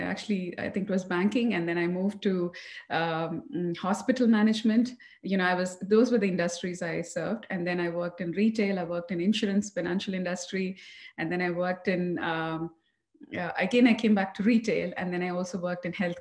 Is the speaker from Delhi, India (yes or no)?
no; Coimbatore, Tamil Nadu, India; moved away as an adult; also born or lived in New Orleans, United States / Columbus, Ohio, United States; now in Dallas, United States; I'm born and raised in Tamil Nadu, Coimbatore.